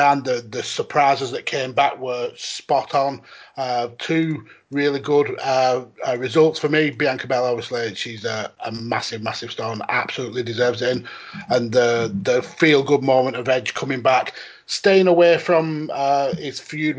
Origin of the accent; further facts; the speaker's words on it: England, United Kingdom; I'm fully English